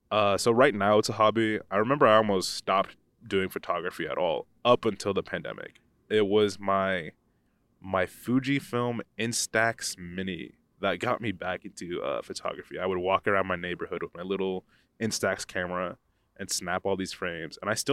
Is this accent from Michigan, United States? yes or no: no; Pennsylvania, United States; where I grew up in the United States, I grew up in a small town in northeast Pennsylvania, and there was no photography program.